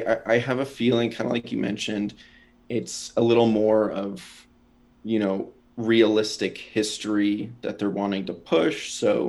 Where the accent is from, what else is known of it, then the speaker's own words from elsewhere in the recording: Japan; born there; I was born in Japan, lived all over. This country isn't really my home